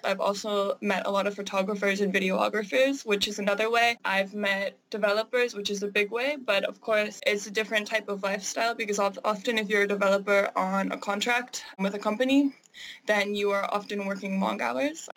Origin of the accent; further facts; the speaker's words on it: Canada; I am Canadian